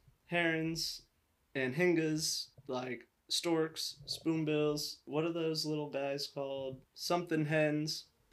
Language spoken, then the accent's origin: English; Florida, United States; moved away as an adult; also born or lived in New York; now in Los Angeles, United States; I was born in New York, and then I moved to Florida when I was like 3 years old. So I feel a bit phony, like claiming New York.